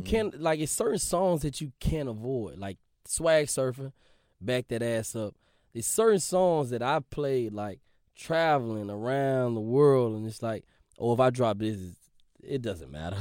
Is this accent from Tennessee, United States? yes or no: yes; Memphis, Tennessee, United States; I'm from Memphis